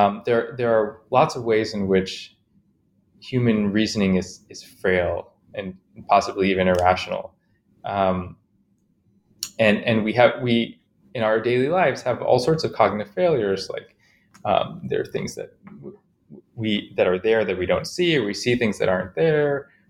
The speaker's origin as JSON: {"language": "English", "town": "Chicago", "region": "Illinois", "country": "United States", "tie": "born or raised there", "said": "I grew up in Chicago, mostly, and I had a kind of interesting upbringing"}